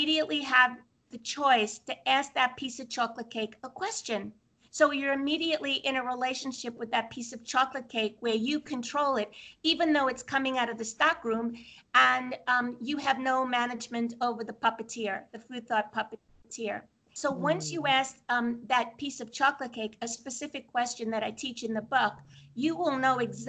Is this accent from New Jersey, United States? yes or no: no; Brooklyn, New York, United States; moved away; I'm from Brooklyn originally